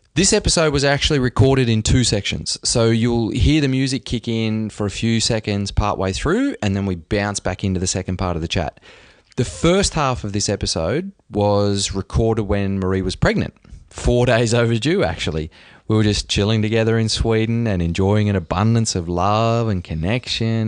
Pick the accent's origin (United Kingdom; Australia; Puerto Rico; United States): Australia; I'm an Aussie